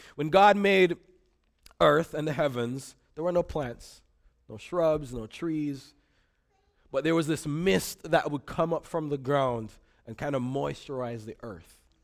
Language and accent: English; Jamaica; now in Grand Rapids, United States; I grew up in Jamaica. Um, if you hear an accent, that's what's going on